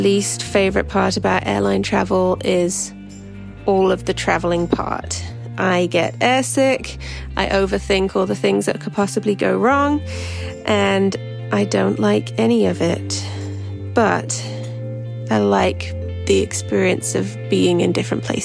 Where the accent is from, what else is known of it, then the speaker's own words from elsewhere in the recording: Birmingham, West Midlands, United Kingdom; now in Juneau, United States; We are flying to Birmingham because that's where my parents live. It's where I grew up.